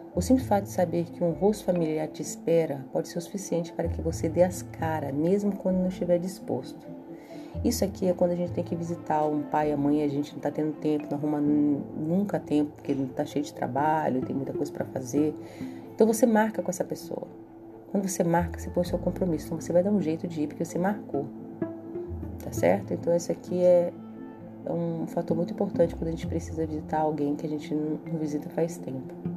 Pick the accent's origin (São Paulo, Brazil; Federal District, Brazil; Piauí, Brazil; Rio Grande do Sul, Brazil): Federal District, Brazil; Brasília; moved away; na metrópole de onde eu venho, em Brasília